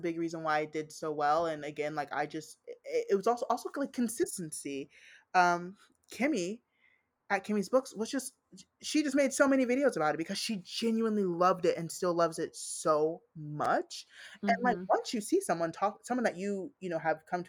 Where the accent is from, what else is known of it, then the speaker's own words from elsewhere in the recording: United States; I'm African American. Like, I'm Black American